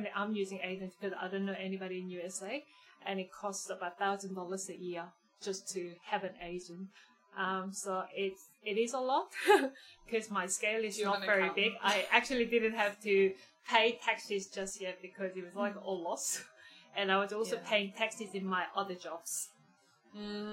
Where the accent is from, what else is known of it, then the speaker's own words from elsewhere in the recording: Daegu, South Korea; now in Geelong, Australia; I was growing up in South Korea, Daegu, which is southern part of Korea.